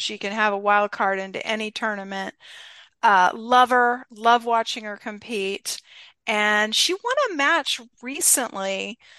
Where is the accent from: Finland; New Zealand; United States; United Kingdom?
United States; Atlanta, Georgia; I was a sports fan growing up in the Atlanta, Georgia area